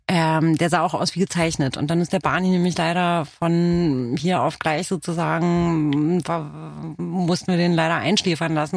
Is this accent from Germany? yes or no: no; Romania; first language Romanian; German is a second language; moved away; aus Rumänien bin ich